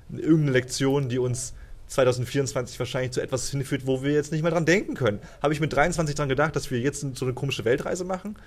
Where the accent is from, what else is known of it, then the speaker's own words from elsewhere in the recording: Cologne, North Rhine-Westphalia, Germany; moved away as an adult; bei uns in Köln